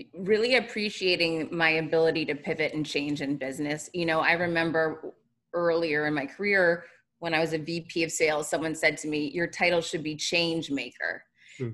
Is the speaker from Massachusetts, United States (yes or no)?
yes; Worcester, Massachusetts, United States; I'm from Worcester, Massachusetts